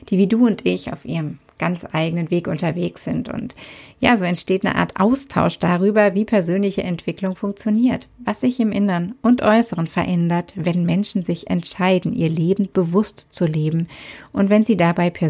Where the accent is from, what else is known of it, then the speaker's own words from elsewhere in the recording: Southern Germany, Germany; born there; Ich bin in Süddeutschland geboren und lebe aktuell wieder dort.